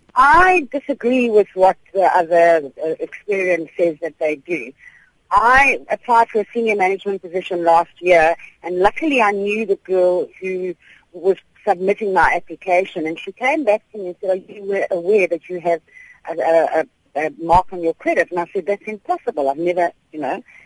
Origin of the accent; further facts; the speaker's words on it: South Africa; also born or lived in Durban; South African consumers